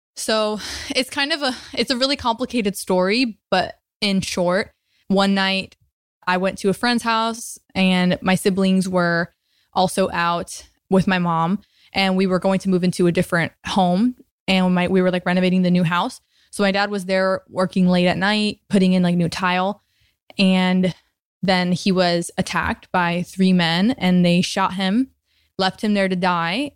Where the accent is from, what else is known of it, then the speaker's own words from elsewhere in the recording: Tampa, Florida, United States; also born or lived in New Jersey; now in Venice, United States; I grew up in Tampa, Florida. I was actually born in New Jersey, but grew up in Florida, so I'm a Floridian at heart.